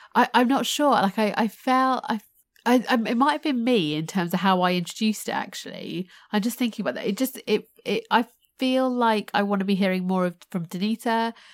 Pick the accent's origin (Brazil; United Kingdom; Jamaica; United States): United Kingdom; my, uh, Indian heritage, but born and raised in the U K